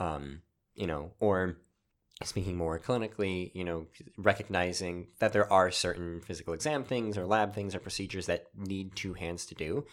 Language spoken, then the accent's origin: English; Wisconsin, United States; moved away; I'm from Wisconsin originally